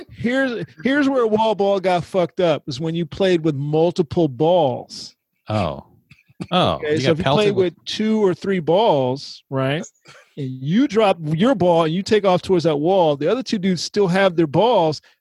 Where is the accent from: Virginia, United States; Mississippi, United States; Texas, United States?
Texas, United States; San Antonio; also born or lived in Germany; No, San Antonio. I went well.